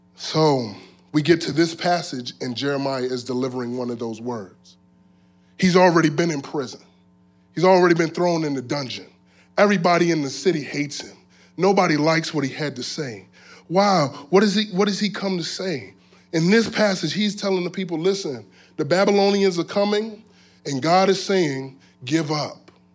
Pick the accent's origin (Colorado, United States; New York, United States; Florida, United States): Florida, United States; South; I'm from South Florida. And so, um, in South Florida, growing up as a, as a teenager